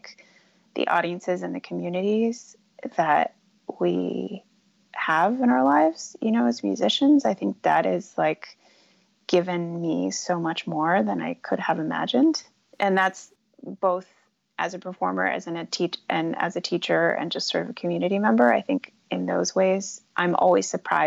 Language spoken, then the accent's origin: English; United States; as an American, as a woman